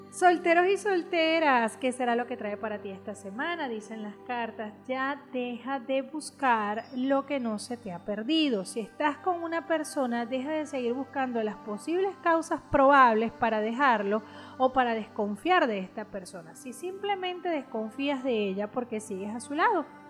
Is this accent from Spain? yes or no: no; Venezuela; como decimos en Venezuela